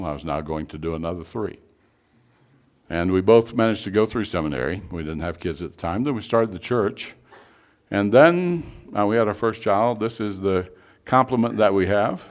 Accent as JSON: {"language": "English", "region": "East Tennessee", "country": "United States", "tie": "born or raised there", "said": "I grew up in East Tennessee, almost Virginia, almost North Carolina, in an industrial town, about 40,000"}